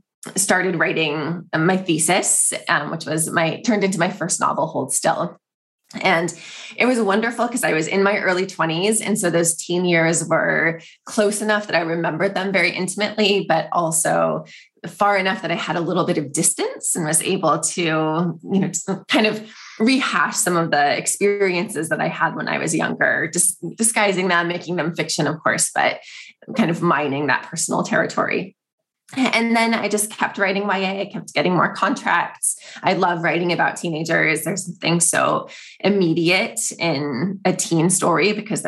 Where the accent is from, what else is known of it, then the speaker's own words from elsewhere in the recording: East Bay, San Francisco Bay Area, California, United States; I have always lived in the Bay Area. So I grew up on the east side of the Bay Area, and I lived in a small town